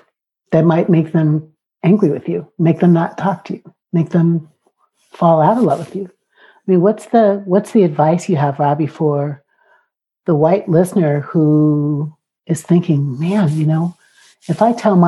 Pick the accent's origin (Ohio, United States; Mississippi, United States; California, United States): Mississippi, United States; those Mississippi people are your people and my people